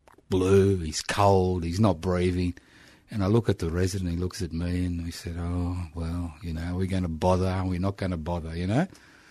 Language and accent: English; Brisbane, Queensland, Australia; first language Italian; English is a second language; moved away as an adult; now in Melbourne, Australia; I was born in Brisbane.